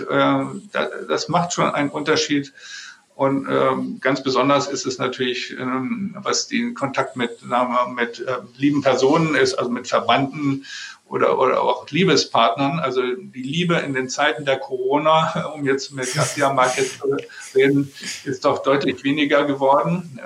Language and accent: German; Germany; als Deutsche